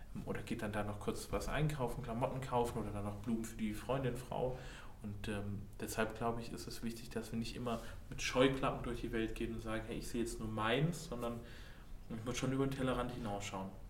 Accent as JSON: {"language": "German", "town": "Pforzheim", "region": "Baden-Württemberg", "country": "Germany", "said": "wir kommen aus Pforzheim"}